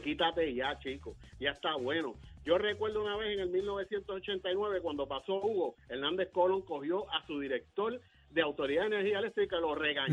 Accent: Puerto Rico; somos los puertorriqueños

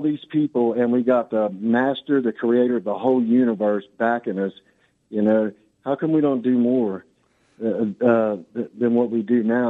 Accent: Lake Charles, Louisiana, United States; I'm from Lake Charles, Louisiana.

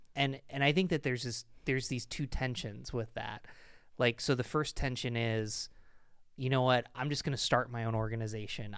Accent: United States; also born or lived in Pennsylvania / Rochester; I'm an American

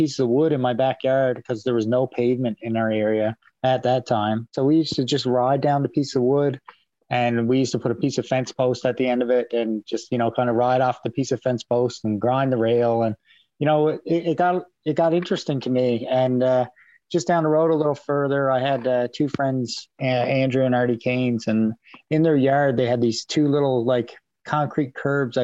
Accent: Pasadena, Newfoundland and Labrador, Canada; I'm from Pasadena, Newfoundland. I grew up in Pasadena, Newfoundland most of my life.

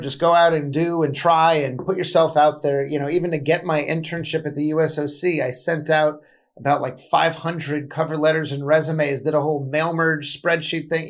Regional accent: Southern California, United States; I'm from Southern California originally. I grew up on West Coast hip hop

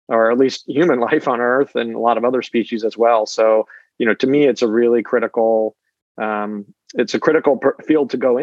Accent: California, United States; I grew up in California.

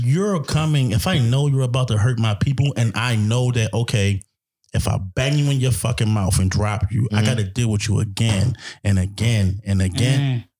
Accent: Baltimore, Maryland, United States; I grew up in a time like in 90s in Baltimore City was a wild time.

